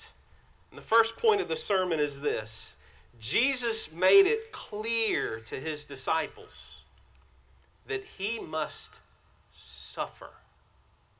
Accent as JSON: {"language": "English", "town": "White Oak", "region": "South Carolina", "country": "United States", "tie": "born or raised there", "said": "I grew up in White Oak, South Carolina, a small community."}